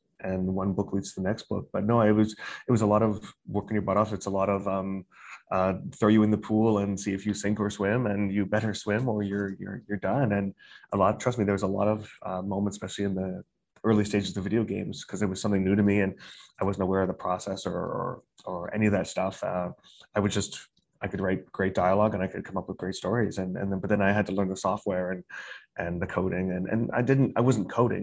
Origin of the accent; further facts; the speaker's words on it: Calgary, Alberta, Canada; moved away as an adult; also born or lived in Singapore; now in Beijing, China; I'm originally from Calgary, Alberta, Canada